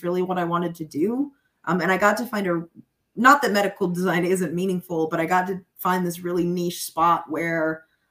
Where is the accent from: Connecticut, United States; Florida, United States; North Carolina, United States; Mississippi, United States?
North Carolina, United States; Charlotte; I'm from Charlotte, North Carolina originally